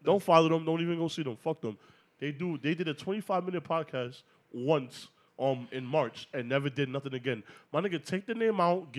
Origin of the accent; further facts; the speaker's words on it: New York City, New York, United States; But first of all, you know we from New York.